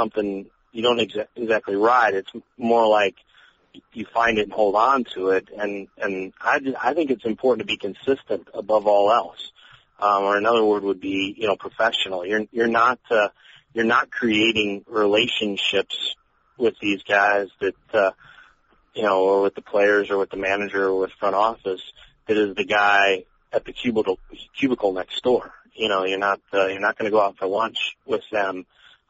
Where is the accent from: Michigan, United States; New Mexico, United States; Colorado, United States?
Colorado, United States; moved away as an adult; now in St. Louis, United States; The newspaper I grew up reading in Colorado